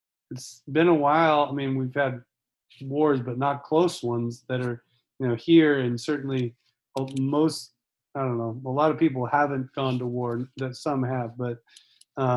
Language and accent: English; United States